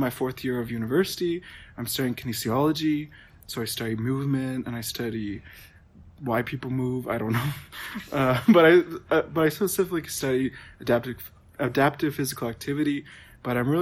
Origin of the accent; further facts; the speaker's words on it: Prince Albert, Saskatchewan, Canada; I'm Métis. I'm from Prince Albert